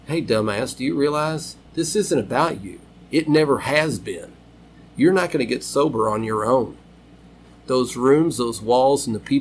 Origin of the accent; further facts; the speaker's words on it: Louisville, Kentucky, United States; born and raised in Fern Creek